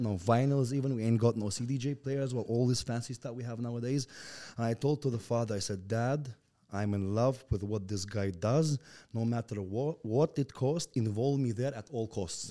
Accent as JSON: {"language": "English", "country": "Turkmenistan", "tie": "born or raised there", "also_born_or_lived": "Russia", "second_language": "English", "said": "I was born and raised in Turkmenistan."}